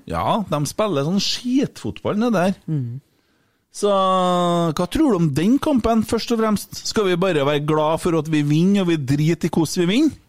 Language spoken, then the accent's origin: Norwegian; Trøndelag, Norway; jeg er fra Ørlandet.